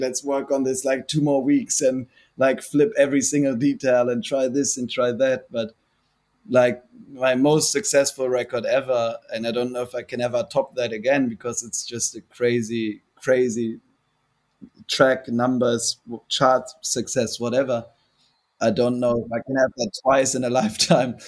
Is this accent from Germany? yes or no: yes; Germany; also born or lived in Hamburg, Germany; born in Hamburg, which is like of course a big city, like 1.8 million people or something like that. Mm-hmm. And then we moved out there when I was 10 years old, and that's where I grew up.